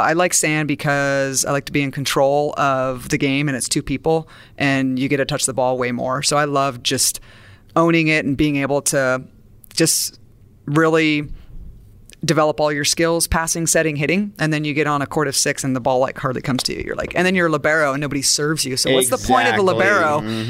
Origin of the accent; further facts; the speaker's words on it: Santa Barbara, California, United States; And I'm a beach girl. I'm from Santa Barbara.